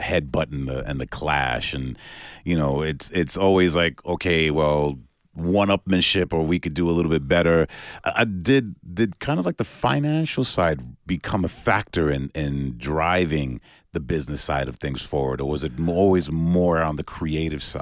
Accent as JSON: {"language": "English", "region": "New York", "country": "United States", "tie": "born or raised there", "said": "growing up in New York is a very similar thing. You know, back when I was a kid"}